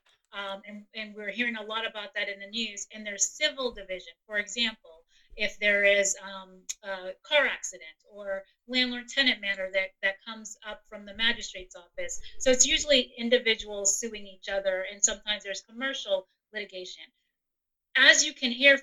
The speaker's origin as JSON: {"language": "English", "town": "New York City", "region": "New York", "country": "United States", "tie": "born or raised there", "moved": "yes", "lives_now": "Western Pennsylvania, United States", "said": "I am an immigrant. I grew up in Brooklyn, New York. I am a transplant to Western PA"}